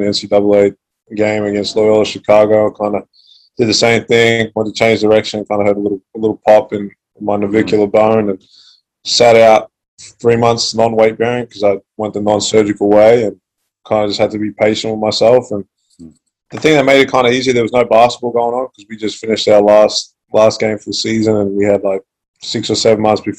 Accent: Australia; also born or lived in Calgary, Canada; Moved to Australia at the age of 6

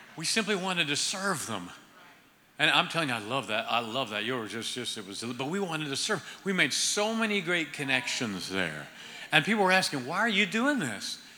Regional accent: Ohio, United States; moved away; I'm originally from Ohio

